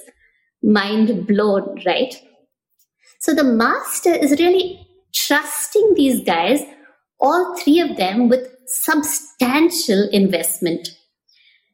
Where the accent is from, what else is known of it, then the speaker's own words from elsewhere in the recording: Chennai, Tamil Nadu, India; moved away; I'm a Chennai girl. I grew up in Madras before it was Chennai.